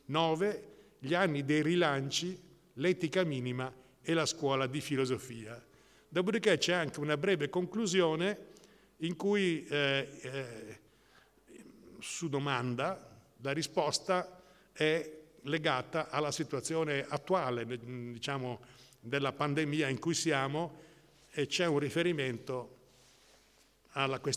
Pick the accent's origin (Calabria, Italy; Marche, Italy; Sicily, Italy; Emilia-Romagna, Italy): Emilia-Romagna, Italy; Modena; born there; io sono nato a Modena